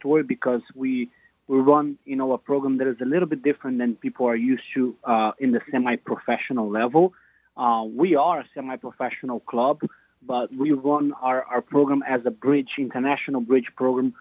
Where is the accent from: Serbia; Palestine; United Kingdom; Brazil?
Brazil; Rio de Janeiro; moved away as an adult; now in United States; I'm from Rio de Janeiro, Brazil